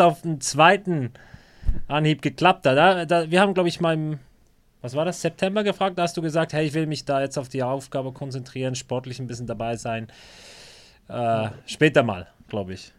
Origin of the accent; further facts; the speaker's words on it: Bern, Switzerland; ich bin Berner